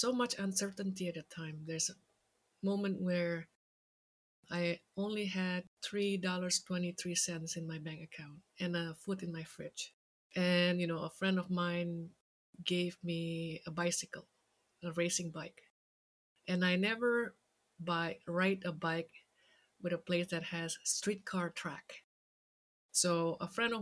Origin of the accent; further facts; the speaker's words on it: Jakarta, Indonesia; moved away; I grew up in Jakarta, Indonesia.